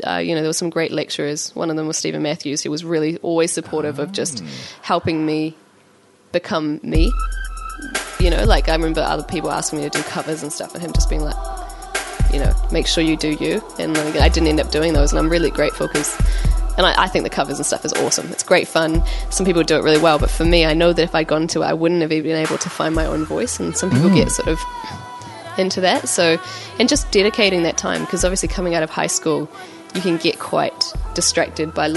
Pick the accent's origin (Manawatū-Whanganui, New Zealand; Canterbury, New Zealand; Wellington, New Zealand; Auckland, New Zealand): Auckland, New Zealand; I am from West Auckland